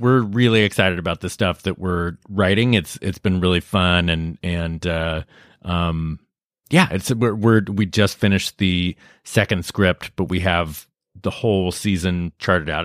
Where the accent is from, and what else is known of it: Lafayette, California, United States